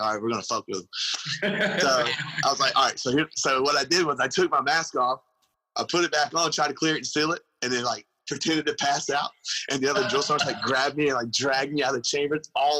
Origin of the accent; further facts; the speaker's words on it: Louisiana, United States; because I was from Louisiana. No one could understand what I would say.